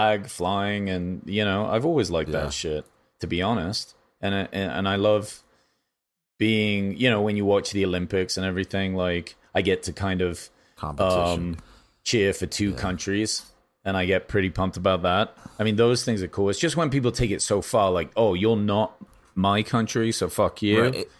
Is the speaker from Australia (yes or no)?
no; England, United Kingdom; now in United States; I guess I shouldn't even say this because I'm English, and but I am a citizen of America.